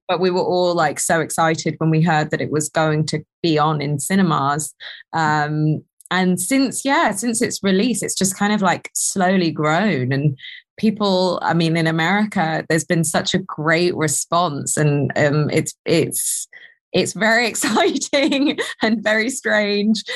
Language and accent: English; United Kingdom; accent: proper British; we as British people